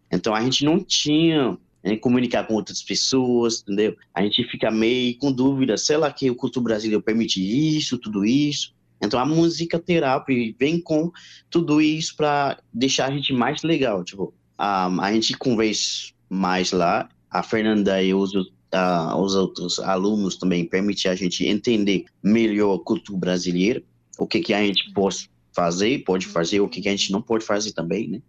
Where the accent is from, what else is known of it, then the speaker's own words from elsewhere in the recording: Haiti; Portuguese is a second language; now in Brazil; eu sou haitiano